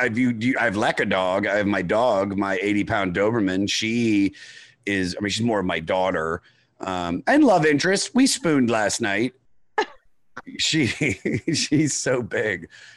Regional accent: Washington D.C. area, Maryland, United States; moved away as an adult; also born or lived in Los Angeles; now in New York, United States; I'm originally from Washington D.C. area, Maryland.

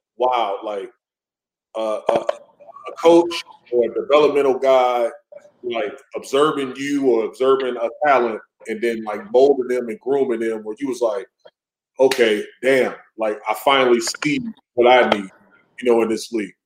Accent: close to Kenosha, Wisconsin, United States; Kenosha, you know, close to my hometown

